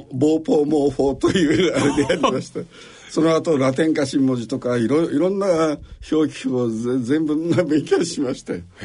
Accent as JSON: {"language": "Japanese", "town": "Koriyama", "region": "Fukushima", "country": "Japan", "tie": "born or raised there", "said": "福島県の郡山市です。"}